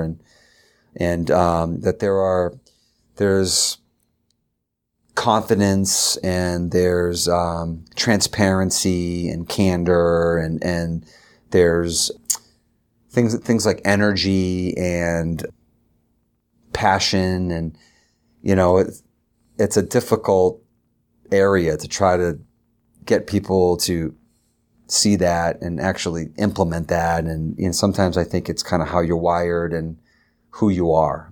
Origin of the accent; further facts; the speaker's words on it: Derry, New Hampshire, United States; also born or lived in Concord, New Hampshire; I was from Derry.